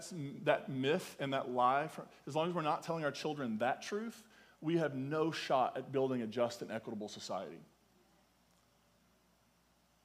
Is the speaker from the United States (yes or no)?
yes; Eastern Kentucky, United States; I'm clearly from Eastern Kentucky